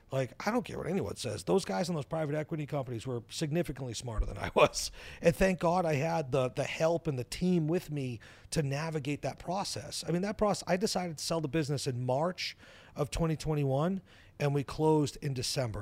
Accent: New Hampshire, United States; I live in New Hampshire, I grew up in New Hampshire.

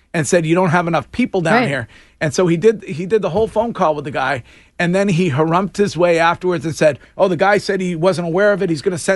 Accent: Stow, Massachusetts, United States; my hometown police department, the Stowe PD.

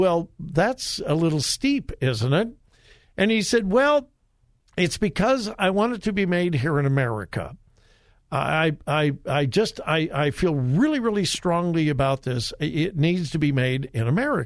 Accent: Westerville, Ohio, United States; my hometown

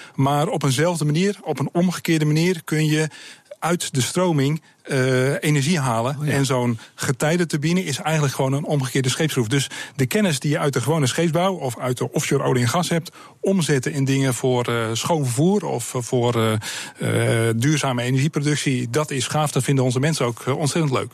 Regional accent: Sliedrecht, South Holland, Netherlands; Ik kom uit Ziederecht, ik ben een baggeraar

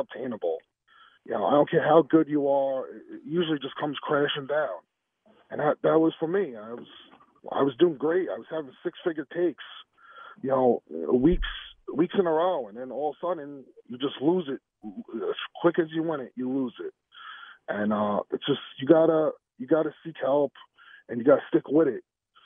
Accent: New York, United States; I'm from New York

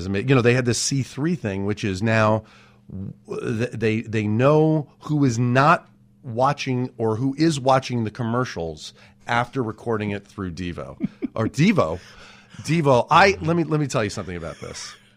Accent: Los Angeles, California, United States; out in Woodland Hills, that's where I grew up

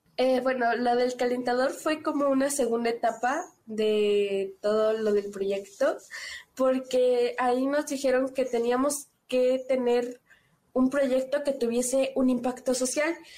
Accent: San Cristóbal de las Casas, Chiapas, Mexico; Soy de San Cristóbal de las Casas Chiapas

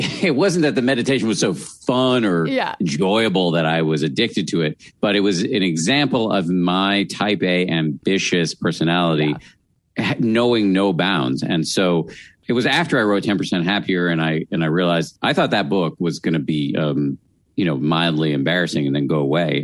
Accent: Massachusetts, United States; born or raised there

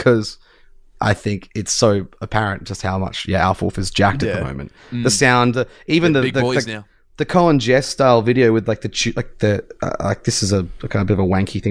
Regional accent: Tasmania, Australia; moved away; I was in my hometown in Tassie

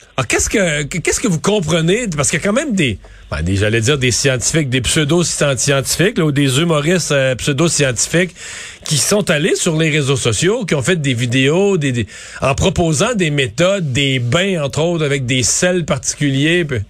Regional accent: Quebec, Canada; chez nous au Québec

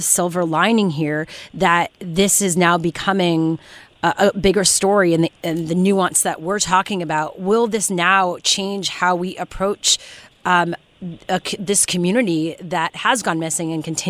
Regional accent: Canada; And I'm Canadian, too.

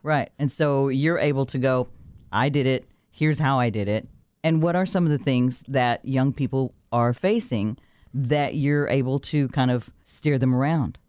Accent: Texas, United States; moved away; We grew up poor in Texas

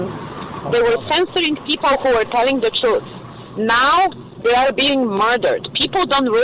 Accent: Poland; now in United States; I'm from Poland.

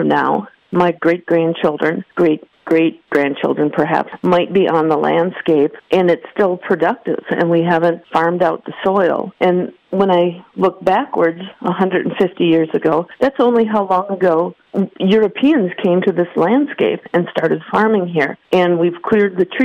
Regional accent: Green Bay, Wisconsin, United States; I grew up in Green Bay

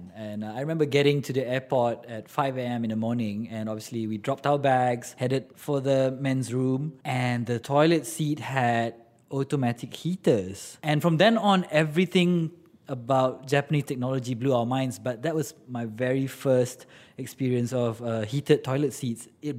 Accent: Malaysia; being the Malaysian I am

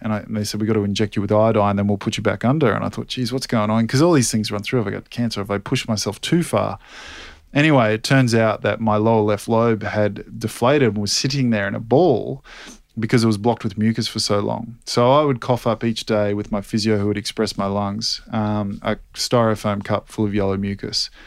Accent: Australia; in Sydney in front of my home country

